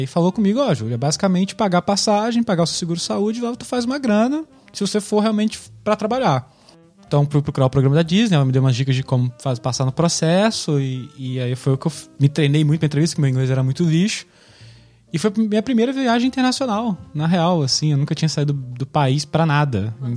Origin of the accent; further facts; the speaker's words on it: Minas Gerais, Brazil; moved away as an adult; also born or lived in Niterói; now in Amsterdam, Netherlands; eu sou nascido e criado em Minas Gerais, na cidade de Paraíba